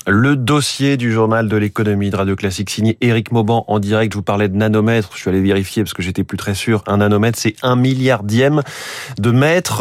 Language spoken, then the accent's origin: French; France; chez nous, en France